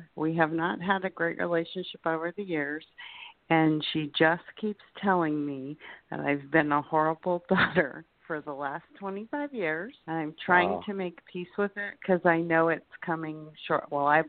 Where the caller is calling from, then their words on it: Florida, United States; Hi. Yeah, and I'm from Florida.